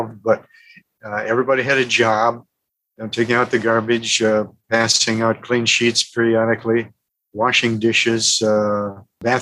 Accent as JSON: {"language": "English", "town": "St. Cloud", "region": "Minnesota", "country": "United States", "said": "I came from St. Cloud"}